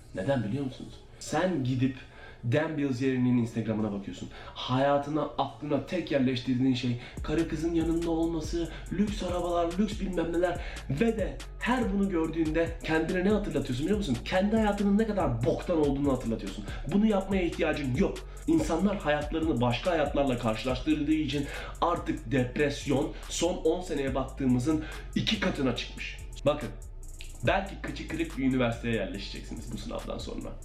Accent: Turkey; moved away as an adult; now in United States; Türkiye'den taşındım, kendi tek başıma yaşadım.

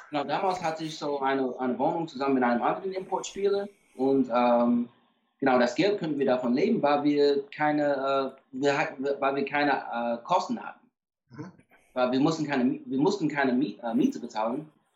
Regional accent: Atlanta, Georgia, United States; ich komme aus Atlanta, so ich bin automatisch so Fan von, äh, von den Atlanta Falcons

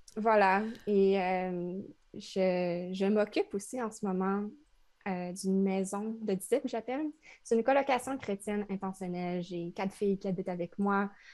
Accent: Trois-Rivières, Quebec, Canada; moved away as an adult; now in Montreal, Canada; je viens de Trois-Rivières. C'est une ville entre Québec et Montréal, la deuxième plus ancienne ville du Québec

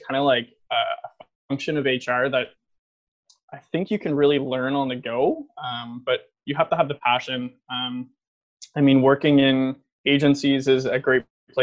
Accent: just outside of Ottawa, Ontario, Canada; also born or lived in Toronto; I grew up just outside of Ottawa in Crompton Place. Definitely a pretty small town.

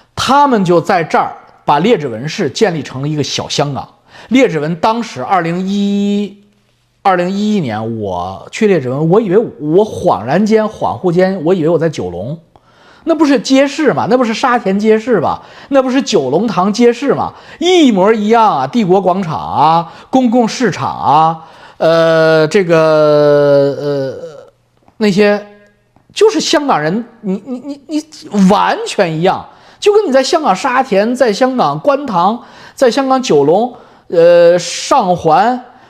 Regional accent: China; now in Canada; 我们中国人

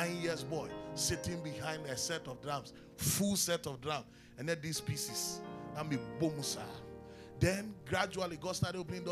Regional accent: Ghana; also born or lived in Kumasi, Ghana; I grew up playing instruments in the church. Anybody who knows me in the Presby Church in Kaswa knows that. I mean, when we moved from Kumasi to Kaswa

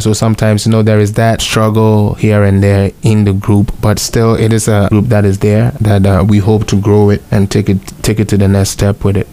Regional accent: Ghana; moved away as an adult; now in Canada; talking about shift from Ghana to Canada, it's it's a big shift, but somewhat not because um, I kind of also had a little education back home

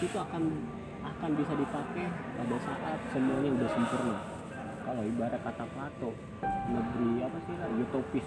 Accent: West Sumatra, Indonesia; born or raised there; now in Jakarta, Indonesia

